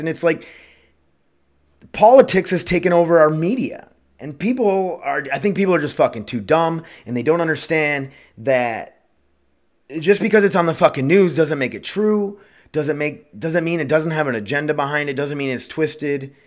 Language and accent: English; Milbank, South Dakota, United States; I was from Millbank, South Dakota, growing up